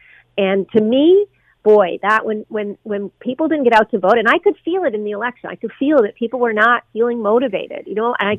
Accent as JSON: {"language": "English", "region": "Newfoundland and Labrador", "country": "Canada", "moved": "as an adult", "lives_now": "Ontario, Canada", "said": "You know, I moved to Ontario from Newfoundland, oh my gosh, 30 years ago to go to school. And I stayed here because there were jobs and opportunities."}